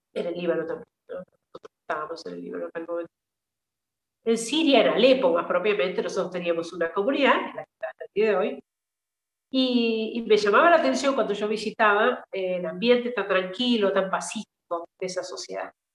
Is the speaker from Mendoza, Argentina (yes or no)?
no; Mercedes, San Luis, Argentina; moved away as an adult; also born or lived in Syria; soy de un una ciudad, un pueblo del centro del país, de provincia Mercedes, provincia de San Luis.